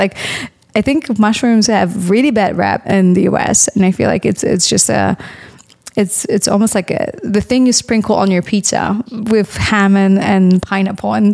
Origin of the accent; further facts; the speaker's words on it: Poland; now in United States; I grew up in Poland